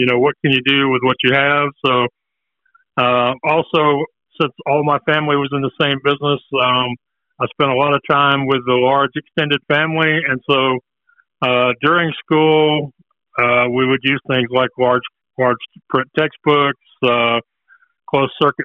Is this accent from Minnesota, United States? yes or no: no; Houston, Texas, United States; I'm from Houston, Texas